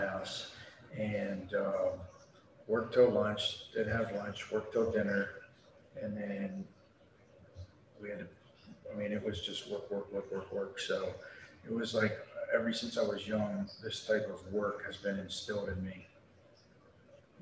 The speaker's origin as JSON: {"language": "English", "area": "Baltimore City / Carroll County", "region": "Maryland", "country": "United States", "tie": "born or raised there", "also_born_or_lived": "Amarillo, Texas / Memphis, Tennessee", "moved": "yes", "lives_now": "Panama City, United States", "said": "when I moved from Baltimore City to Carroll County, and then living in the rural farmland, and then getting picked on for being an adopted kid"}